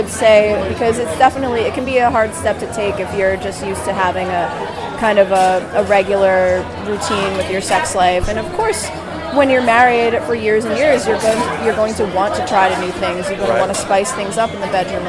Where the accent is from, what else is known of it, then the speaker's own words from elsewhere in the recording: Boston, Massachusetts, United States; moved away as an adult; now in Providence, United States; I was born and raised in Boston originally